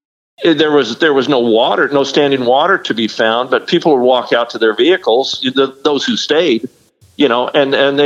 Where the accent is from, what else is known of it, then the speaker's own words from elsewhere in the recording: Arizona, United States; moved away as an adult; also born or lived in Mesa, Arizona / Scottsdale, Arizona; now in Rockport, United States; I was born and raised in Arizona. You know, I lived in Mesa and Scottsdale, Arizona for a majority of my life. I moved out here to Texas